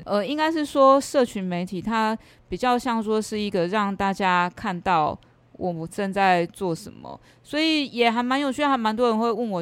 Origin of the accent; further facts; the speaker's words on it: Yonghe, former Taipei County, New Taipei, Taiwan; moved away as an adult; now in Chiayi, Taiwan; 我从小是在以前的台北县，就是现在新北市永和哦，长大